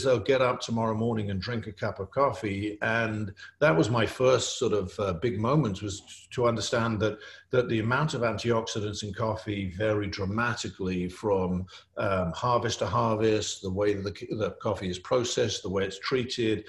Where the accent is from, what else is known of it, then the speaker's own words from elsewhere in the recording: England, United Kingdom; you can tell I'm English